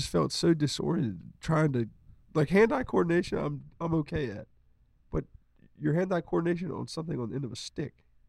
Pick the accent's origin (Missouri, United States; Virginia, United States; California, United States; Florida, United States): Virginia, United States; Rappahannock County; We're from Rappahannock County and we went to Rappahannock County High School.